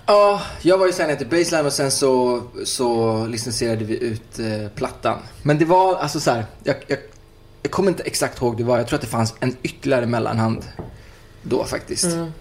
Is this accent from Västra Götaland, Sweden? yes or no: yes; Uddevalla, Västra Götaland, Sweden; now in Stockholm, Sweden; jag jag kom ju från Uddevalla, det var en liten stad